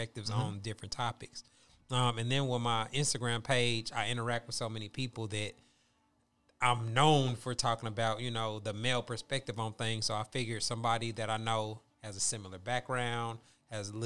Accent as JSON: {"language": "English", "town": "Kansas City", "region": "Missouri", "country": "United States", "moved": "as an adult", "said": "I'm originally from Kansas City, Missouri"}